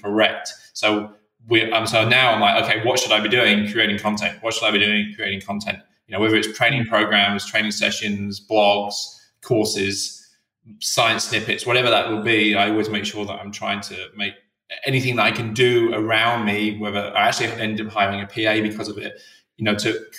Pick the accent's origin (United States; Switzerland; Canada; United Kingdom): United Kingdom; England; being English